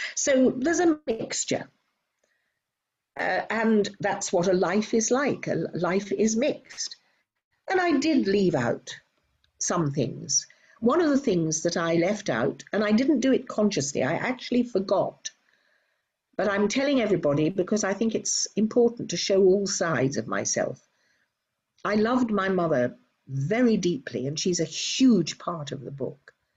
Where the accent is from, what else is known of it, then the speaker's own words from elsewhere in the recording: United Kingdom; moved away as an adult; now in Robertson, Australia; I am indeed British Australian.